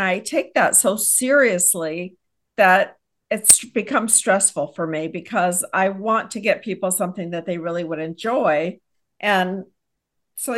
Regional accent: Texas, United States; I hail from Texas

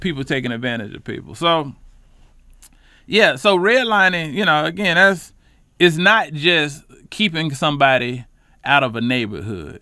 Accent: Charlotte, North Carolina, United States; I'm a lifelong Charlotte resident, Charlotte native from the West Side

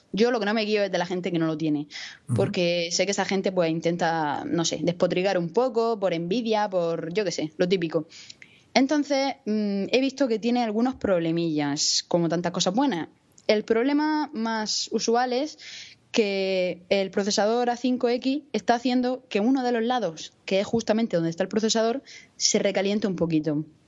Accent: Murcia, Region of Murcia, Spain; soy una chica de Murcia, que tengo 22 años

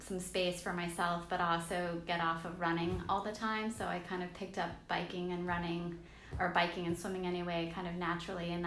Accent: Virginia, United States; moved away as an adult; also born or lived in Blacksburg, Virginia; now in Charleston, United States; I'm born and bred in Virginia, so that's where I grew up all the way until we moved, my family and I moved here to the Charleston area 5 years ago.

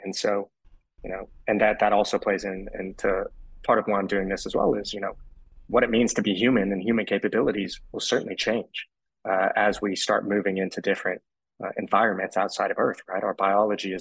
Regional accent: Austin, Texas, United States; I'm from Austin, Texas

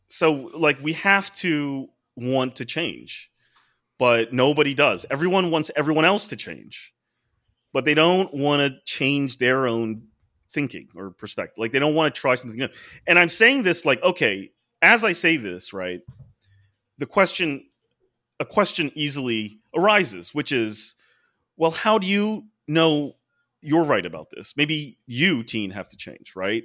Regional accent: United States

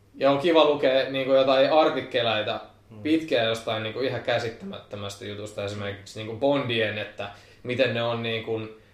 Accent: Pori, Satakunta, Finland; mä oon porilainen

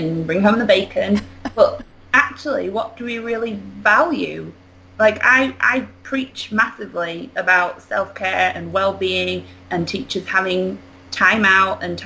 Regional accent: England, United Kingdom; accent: British; moved away as an adult; now in Arkansas, United States; I'm not American. Basically, I lived in England until December 2016 when I moved over here and I now live in Arkansas

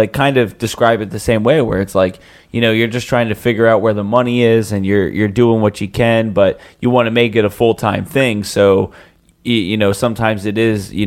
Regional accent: Philadelphia, Pennsylvania, United States; I'm from Philly.

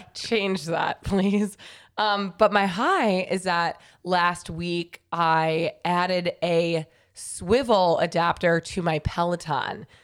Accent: New York, United States; I grew up in New York my whole life

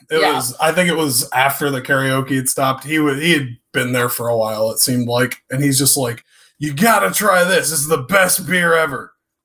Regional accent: Blue Springs, Missouri, United States; I actually grew up in Blue Springs.

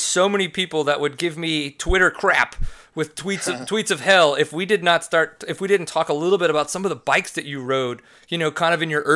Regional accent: Louisiana, United States; now in Texas, United States; I grew up in Louisiana

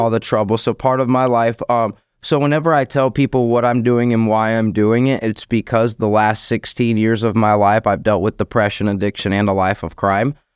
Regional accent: Orange Park, Florida, United States; I'm from Orange Park, Florida. Clay County, born and raised my whole life.

